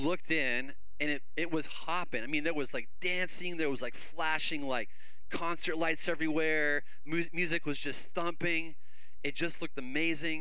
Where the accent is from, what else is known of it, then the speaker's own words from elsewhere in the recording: Canada; moved away; I grew up in Canada.